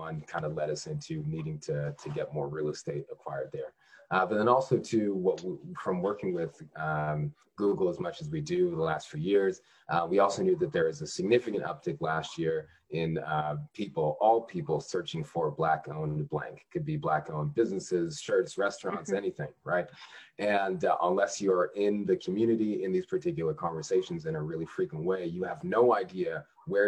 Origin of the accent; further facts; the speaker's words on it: Canada; now in Washington, D.C., United States; I'm actually Canadian born, strangely enough. I ended up in the district about 10 years ago.